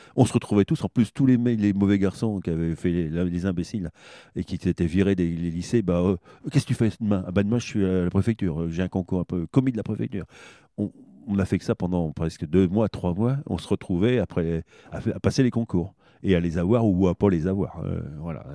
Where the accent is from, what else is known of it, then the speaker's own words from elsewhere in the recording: Châteauroux, Centre-Val de Loire, France; moi je suis né à Châteauroux